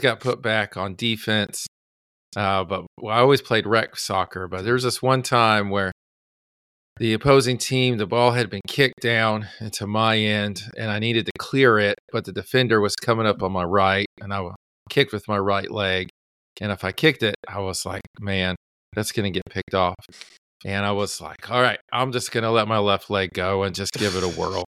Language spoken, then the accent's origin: English; California, United States; I grew up in California